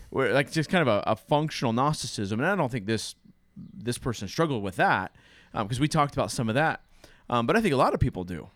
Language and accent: English; United States; a boring white man from the United States